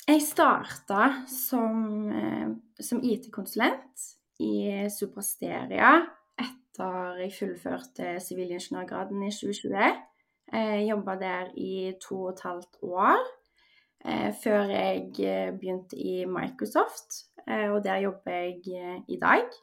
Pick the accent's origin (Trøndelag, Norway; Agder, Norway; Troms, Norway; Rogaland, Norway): Rogaland, Norway; Stavanger; moved away as an adult; also born or lived in Trondheim; now in Oslo, Norway; Jeg er født og oppvokst i Stavanger. Jeg bor nå i Oslo og har bodd der siden sommeren 2020 da jeg starta i min første fulltidsjobb. Eh, utenom det så bodde jeg fem år i Trondheim under studiene.